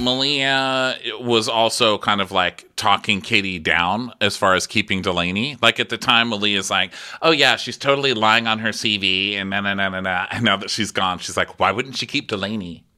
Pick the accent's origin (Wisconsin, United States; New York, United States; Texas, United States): Texas, United States; I'm from Texas.